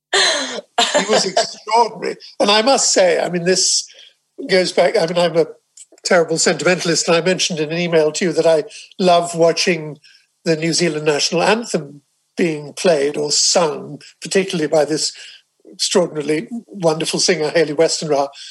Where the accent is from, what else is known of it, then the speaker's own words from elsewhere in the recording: England, United Kingdom; I speak as an Englishman here, although, like you, I'm a dual citizen